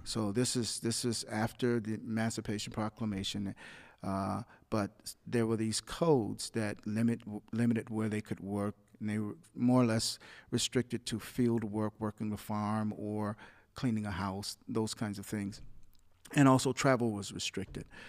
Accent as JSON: {"language": "English", "town": "Muskegon Heights", "region": "Michigan", "country": "United States", "tie": "born or raised there", "said": "a government subsidized housing complex that we grew up in in Muskegon Heights."}